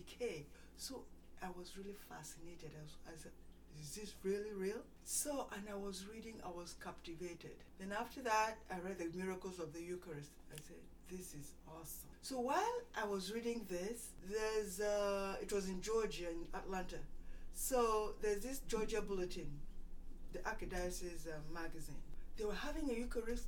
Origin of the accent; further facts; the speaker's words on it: Nigeria; moved away as an adult; I went to school in Nigeria, elementary, high school, and then came over here for college